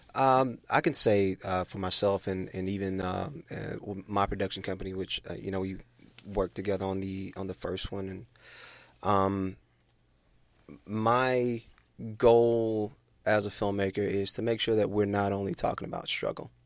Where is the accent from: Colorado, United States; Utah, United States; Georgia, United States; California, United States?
Georgia, United States; moved away; I'm, I'm from Georgia, born and raised.